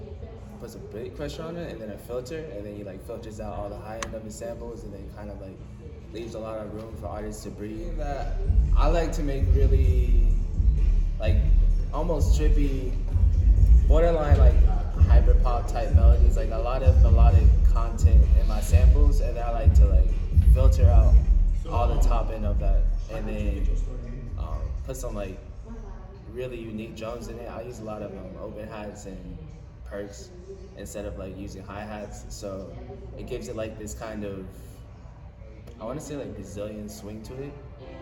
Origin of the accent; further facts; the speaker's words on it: Atlanta, Georgia, United States; I was born in Atlanta